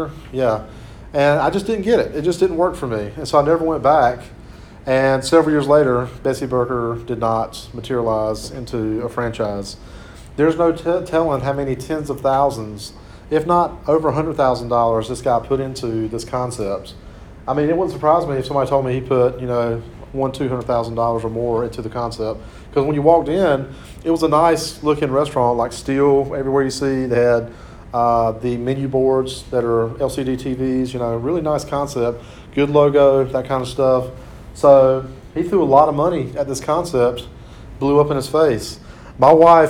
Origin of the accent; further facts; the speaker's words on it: Clinton, North Carolina, United States; Clinton, North Carolina, my hometown